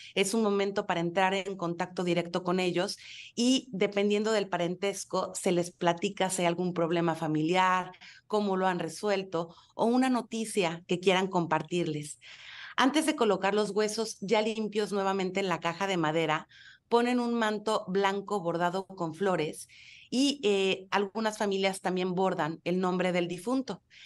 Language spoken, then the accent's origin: Spanish; Mexico; como mexicanos